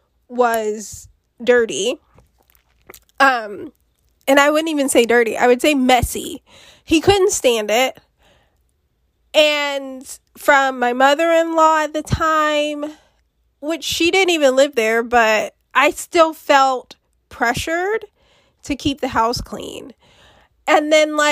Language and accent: English; United States; I'm from America